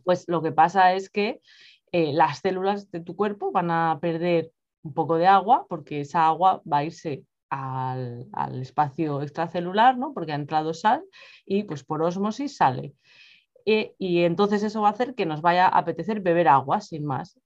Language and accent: Spanish; Spain; moved away as an adult; now in England, United Kingdom; yo soy de España, pero vivo en Reino Unido desde hace ya, un, bueno, más de dos años